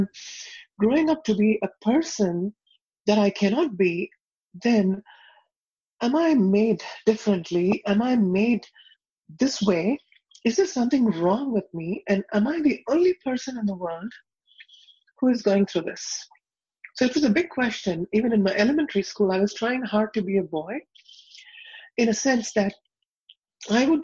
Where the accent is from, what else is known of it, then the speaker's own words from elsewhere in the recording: South India, India; moved away; I was born and raised in India